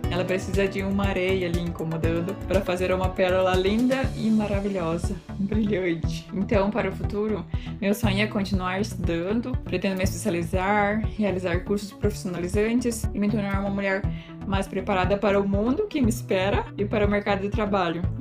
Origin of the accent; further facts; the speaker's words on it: Cuiabá, Mato Grosso, Brazil; moved away; sou natural de Cuiabá, Mato Grosso, mas não morava na cidade em si, e sim na zona rural, onde vivi praticamente a maior parte da minha vida.